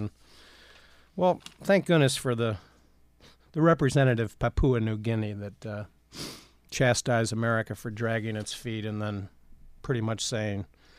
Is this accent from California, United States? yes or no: no; Ohio, United States; I grew up in Ohio and was a Browns fan as a kid